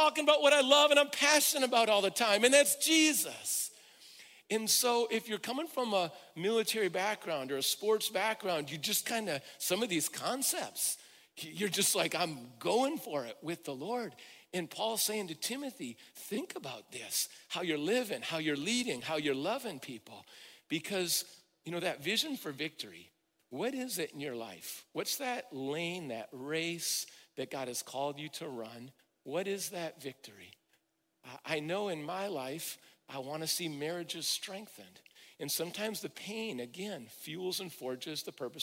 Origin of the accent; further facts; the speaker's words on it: Midwest, United States; I'm from the Midwest where there's a strong work ethic